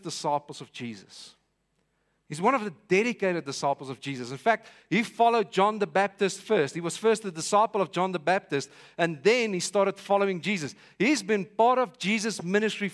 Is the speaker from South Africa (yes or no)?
yes; Vanderbijlpark, Gauteng, South Africa; I'm from Vanderbijl Park.